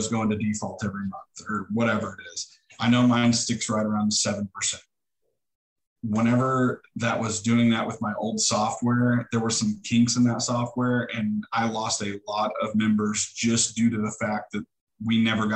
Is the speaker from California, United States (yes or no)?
no; Neosho, Missouri, United States; I'm from Neosho and I know a ton of people. I've done a lot of coaching in the community. I actually graduated from here